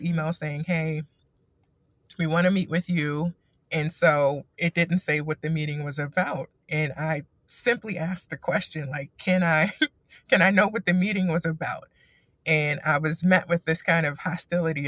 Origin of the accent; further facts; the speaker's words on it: Maryland, United States; moved away as an adult; I am from Maryland